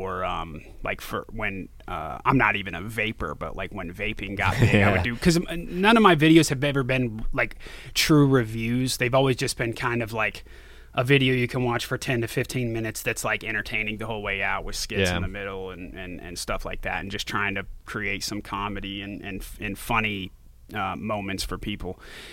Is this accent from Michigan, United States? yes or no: no; Branson, Missouri, United States; also born or lived in Florida; So I was born in Florida, and then we moved to, Branson, Missouri, which is like southern point of Missouri on the Arkansas border.